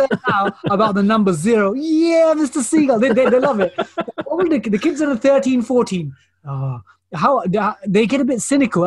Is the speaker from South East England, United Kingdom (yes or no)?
no; London, United Kingdom; So my parents are Indian, but I'm, I'm born and raised in East London.